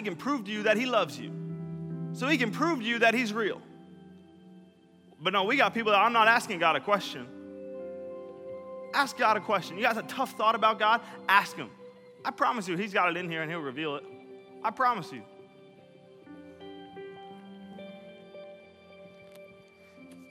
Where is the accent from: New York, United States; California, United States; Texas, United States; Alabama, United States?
New York, United States; I'm not from the Bahamas. From New York.